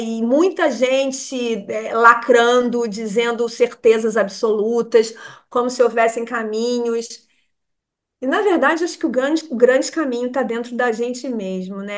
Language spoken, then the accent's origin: Portuguese; Rio de Janeiro, Brazil; moved away as an adult; a gente é carioca